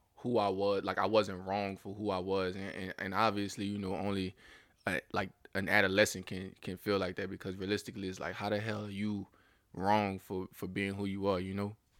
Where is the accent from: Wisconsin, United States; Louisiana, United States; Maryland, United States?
Louisiana, United States; growing up in the South, I can't necessarily say I experienced ra-, a lot of racism at a young age